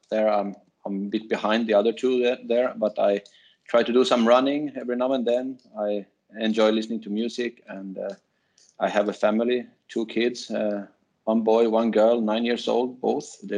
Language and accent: English; Sweden; moved away; also born or lived in Finland / Denmark; I'm Finnish and I grew up in Sweden, and uh, then I went to Finland to finish my studies there and uh, started to work there uh, as a test engineer, and uh, I moved to Denmark